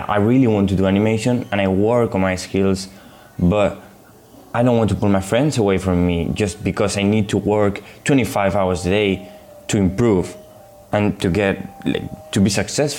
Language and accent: English; Spain; I'm 19. I'm from Spain